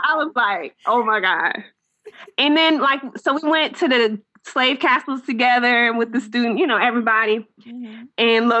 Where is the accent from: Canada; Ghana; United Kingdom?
Ghana; And for me, I'm from Ghana, so almost everything that was going on, I'm like, this pertains to my people, you know?